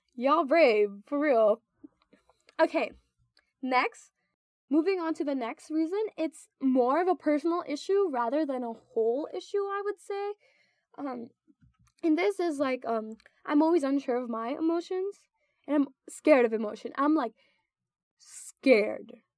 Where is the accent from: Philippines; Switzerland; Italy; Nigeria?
Philippines; moved away as an adult; now in United States; I go to college in the U.S. and I'm actually from the Philippines